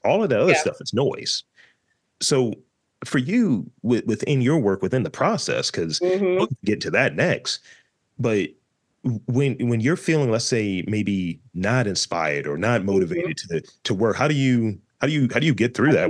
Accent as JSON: {"language": "English", "town": "Baltimore", "region": "Maryland", "country": "United States", "said": "I'm just from East Baltimore."}